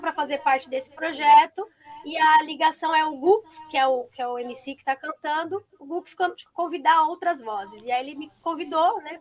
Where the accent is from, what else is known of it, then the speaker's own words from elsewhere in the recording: Brazil; sou brasileira